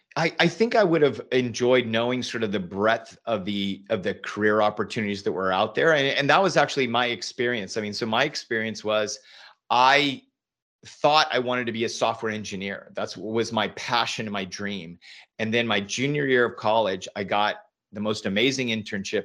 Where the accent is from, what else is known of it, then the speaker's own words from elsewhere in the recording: Northern California, United States; moved away as an adult; also born or lived in Silicon Valley; now in Austin, United States; I grew up in Northern California